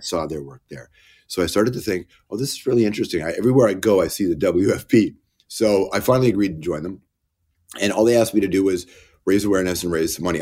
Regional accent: Toronto, Ontario, Canada; born or raised there; also born or lived in Malton, Ontario

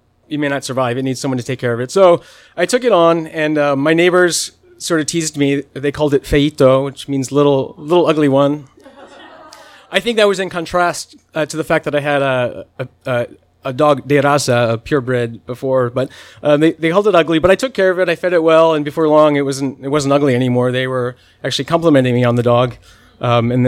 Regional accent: Michigan, United States; moved away; also born or lived in Nicaragua; Michigan, my home state

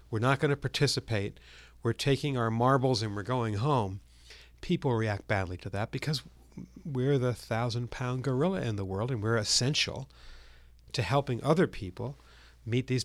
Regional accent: Massachusetts, United States; in my home state of Massachusetts

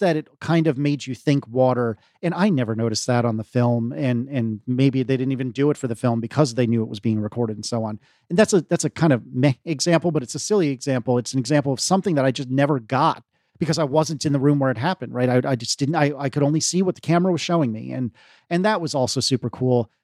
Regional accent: Virginia, United States

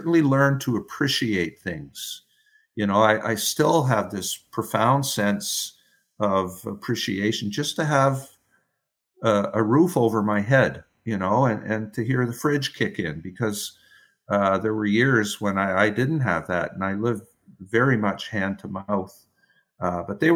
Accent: New Brunswick, Canada; I'm from New Brunswick

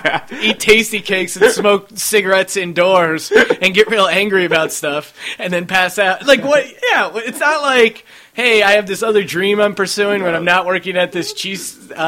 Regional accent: East Coast, United States; Like, I grew up in the East Coast for the majority of my life.

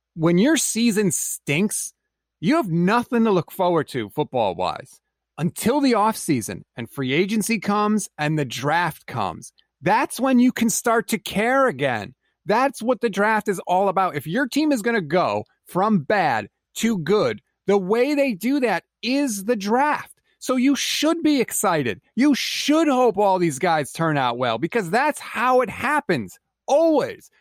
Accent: Connecticut, United States; I'm from Connecticut

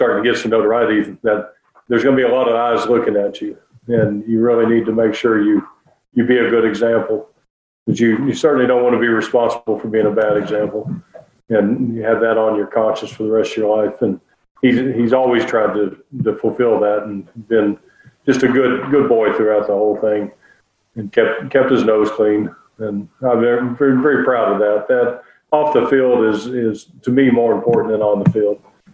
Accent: Lexington, Kentucky, United States; I was raised here in Bluegrass in Lexington.

